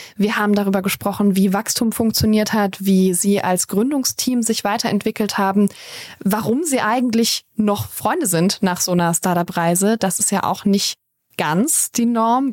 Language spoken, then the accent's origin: German; Karlsruhe area, Baden-Württemberg, Germany; Ich komme da aus der Gegend.